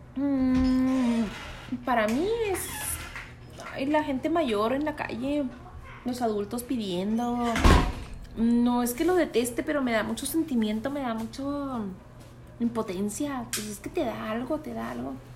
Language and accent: Spanish; Mexico; soy de México